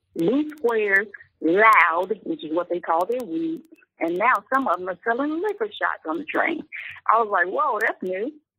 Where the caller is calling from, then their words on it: Chicago, Illinois, United States; I'm calling from Chicago.